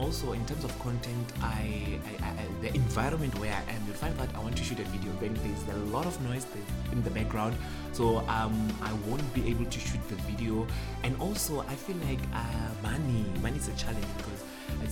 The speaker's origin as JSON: {"language": "English", "country": "South Africa", "first_language": "Sepedi", "second_language": "English", "said": "I'm very proud of being Sepedi"}